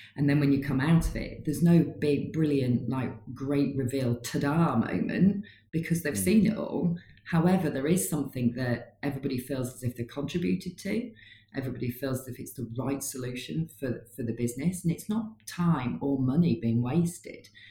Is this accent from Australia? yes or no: no; Newcastle upon Tyne, North East England, United Kingdom; now in Leeds, United Kingdom; I'm a Geordie, but I live in Leeds